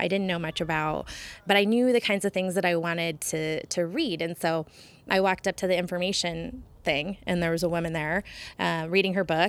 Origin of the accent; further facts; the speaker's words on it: Portland, United States; also born or lived in Florida; But Portland's definitely, I think of it as my hometown, definitely where I wanted to build the proverbial white picket fence, I think, in the long run. But I also have a lot of fond memories from the South. Like living in Florida was such a unique experience.